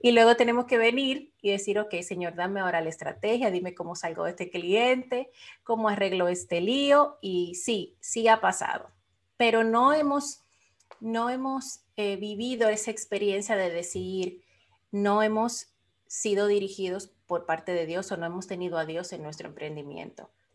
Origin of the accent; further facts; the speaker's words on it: Dominican Republic; now in Florida, United States; soy de la República Dominicana, pero vivo ahora mismo en el estado de la Florida, en los Estados Unidos